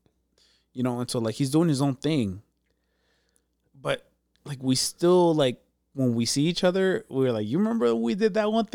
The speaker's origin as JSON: {"language": "English", "town": "San Diego", "region": "California", "country": "United States", "tie": "born or raised there", "said": "I grew up in City Heights, bro."}